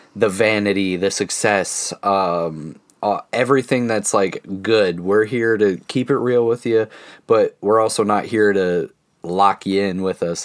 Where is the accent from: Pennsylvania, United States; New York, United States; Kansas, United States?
Pennsylvania, United States; Central; we are a couple from Central Pennsylvania in our mid-twenties